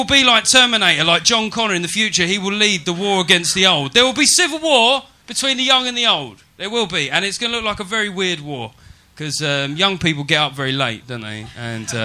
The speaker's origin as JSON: {"language": "English", "region": "England", "country": "United Kingdom", "said": "I'm quite patriotic about being English"}